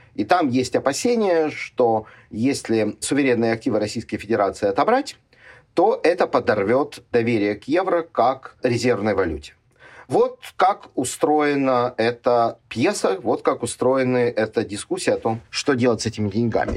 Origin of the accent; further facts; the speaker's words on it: Ukraine; мне, как уроженцу и гражданину Украины